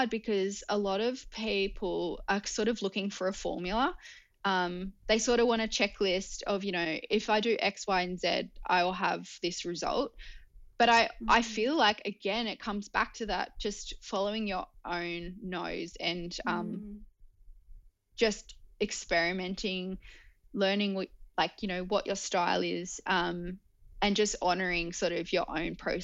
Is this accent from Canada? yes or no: no; Newcastle, New South Wales, Australia; We're actually all from Newcastle